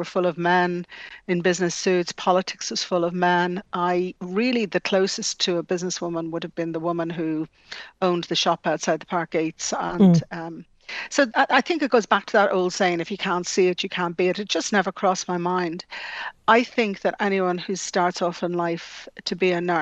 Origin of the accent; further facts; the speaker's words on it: Dublin, Leinster, Ireland; also born or lived in Scotland; growing up in the Phoenix Park, I was nearly a resident of Dublin Zoo